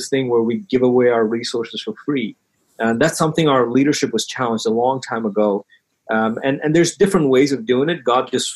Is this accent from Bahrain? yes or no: yes; Bahrain; now in United States; growing up, I grew up in Bahrain.